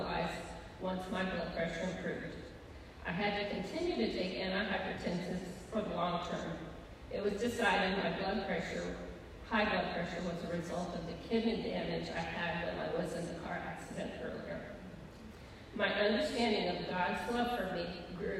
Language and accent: English; Mexico, Missouri, United States; moved away as an adult; also born or lived in Fayette, Missouri / Warrensburg, Missouri; we moved to Warrensburg from my hometown of Mexico, Missouri, so he could finish his degree